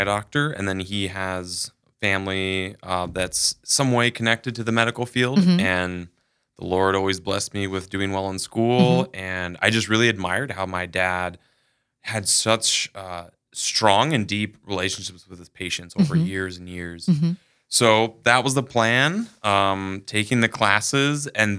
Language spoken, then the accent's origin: English; Sioux Falls, South Dakota, United States; So I'm from Sioux Falls itself, born and raised, lived on the east side of town until middle school, and then the west side.